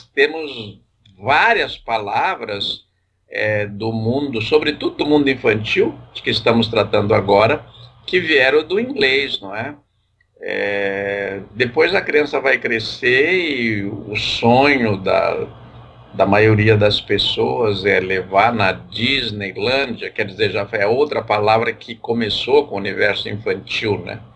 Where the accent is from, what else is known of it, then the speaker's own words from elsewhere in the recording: southern Brazil, Brazil; accent: southern Brazilian Portuguese; releve minha pronúncia de português do Brasil meridional